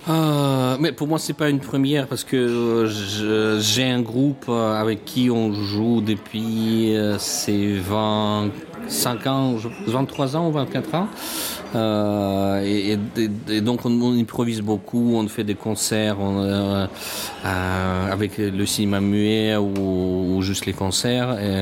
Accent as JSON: {"language": "French", "country": "Russia", "second_language": "French", "moved": "yes", "said": "je suis russe"}